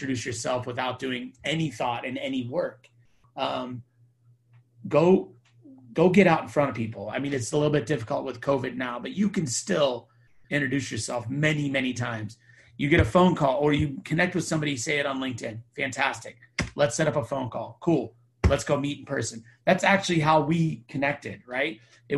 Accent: Temecula, California, United States; I'm from Temecula, California

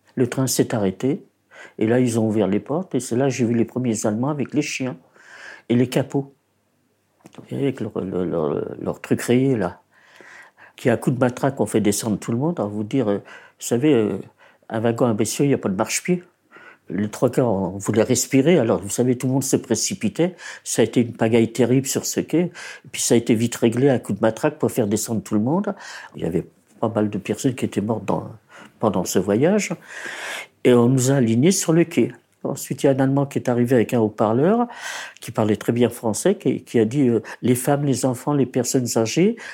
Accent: Paris, Île-de-France, France; born or raised there; also born or lived in Poland

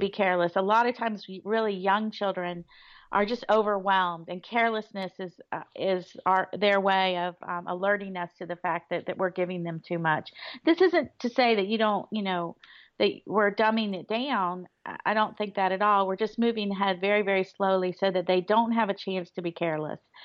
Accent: Florida, United States; moved away; I grew up in Florida

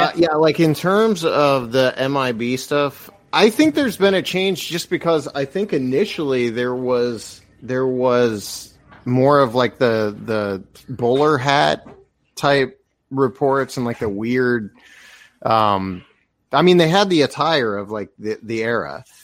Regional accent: Appalachia, United States; I'm such a freak and into the stuff I am because I come from Appalachia and you grow up aware of it.

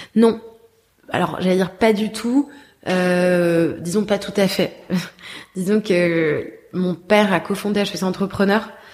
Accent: Paris, Île-de-France, France; moved away; also born or lived in Bordeaux; je suis née, j'ai grandi à Paris, mais j'ai ensuite vécu dix ans à Bordeaux

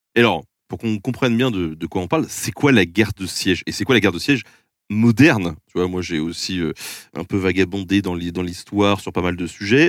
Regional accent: Touraine, Centre-Val de Loire, France; je suis de Touraine

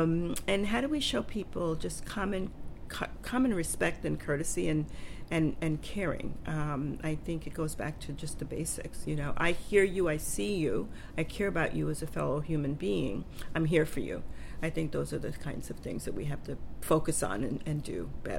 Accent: Panama; born there; I was born in Panama, and I've traveled to Panama

